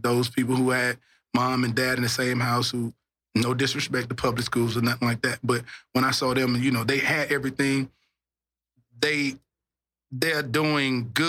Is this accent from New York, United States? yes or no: no; Shreveport, Louisiana, United States; It was crazy, man. All I can remember when I reflect back Shreveport, you know, I went to private school, so, you know, we stayed in the hood